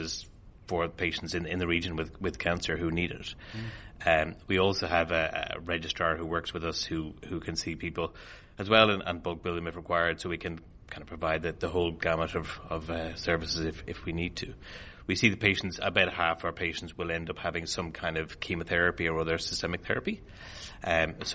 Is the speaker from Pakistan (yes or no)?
no; Ireland; moved away as an adult; also born or lived in Melbourne, Australia; now in Warrnambool, Australia; I'm Irish, obviously, and anyone who's heard me talk knows that. So I did my training initially in Ireland